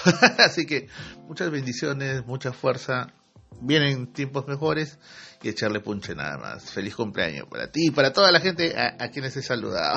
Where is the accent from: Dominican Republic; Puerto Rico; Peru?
Peru; así somos en el Perú